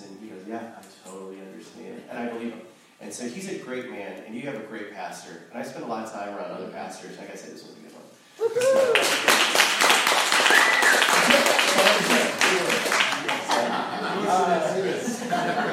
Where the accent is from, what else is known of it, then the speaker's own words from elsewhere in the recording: Ohio, United States; now in Santa Monica, United States; I'm originally from Ohio